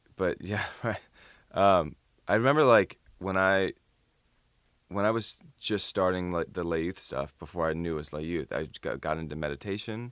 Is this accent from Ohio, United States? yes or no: yes; Toledo, Ohio, United States; moved away; I almost moved back to Toledo, Ohio